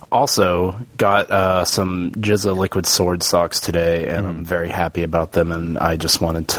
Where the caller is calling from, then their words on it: Missouri, United States; What up, 3AM boys? It is … here in Missouri